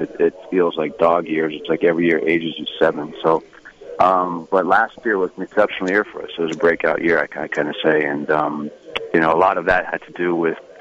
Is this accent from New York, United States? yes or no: no; San Francisco, California, United States; moved away as an adult; also born or lived in Los Angeles; now in Nashville, United States; I was born in San Francisco, actually, and lived there until I was 17.